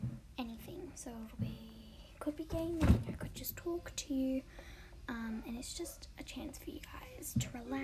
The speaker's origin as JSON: {"language": "English", "country": "Australia", "accent": "Australian", "said": "I'm Australian, as you can tell probably from the accent."}